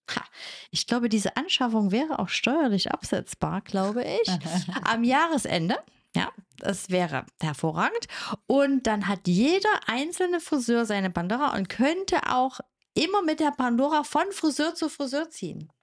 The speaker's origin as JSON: {"language": "German", "area": "the East", "region": "eastern Germany", "country": "Germany", "tie": "born or raised there", "said": "als Teenager im Osten"}